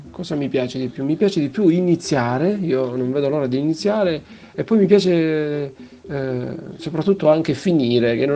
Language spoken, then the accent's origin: Italian; Crotone, Calabria, Italy; Vengo da Crotone, dal Teatro della Maruca e vado a Messina al Teatro dei Tre Mestieri.